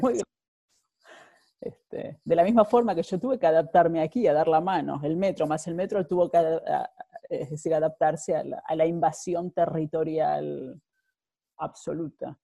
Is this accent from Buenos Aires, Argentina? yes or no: yes; Buenos Aires, Argentina; moved away as an adult; now in Netherlands; soy de Buenos Aires, llegué ya hace 19 años, a, casi 19 años a, Holanda